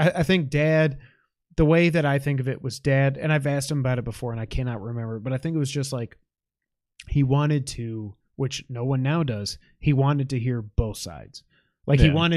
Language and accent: English; New York, United States; I'm a New Yorker